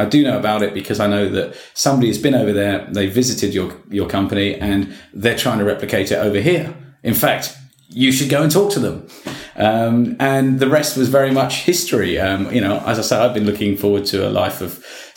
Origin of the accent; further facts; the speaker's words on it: United Kingdom; accent: British; moved away as an adult; now in Victoria, Australia; you can probably tell from my accent that I'm a Brit.